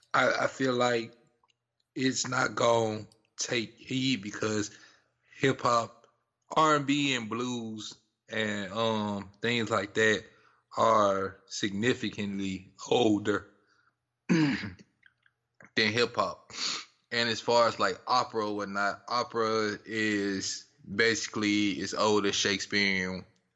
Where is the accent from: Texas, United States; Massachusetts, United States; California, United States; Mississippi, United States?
Mississippi, United States; we from the South. We grew up in Mississippi.